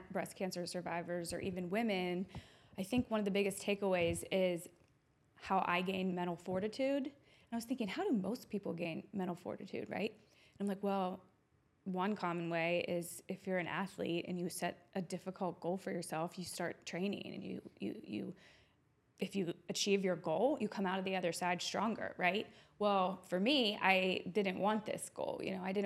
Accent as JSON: {"language": "English", "town": "Turtle Creek", "region": "Pennsylvania", "country": "United States", "tie": "born or raised there", "also_born_or_lived": "Florida", "lives_now": "Pittsburgh, United States", "said": "I grew up in Turtle Creek. I loved my time at Woody High."}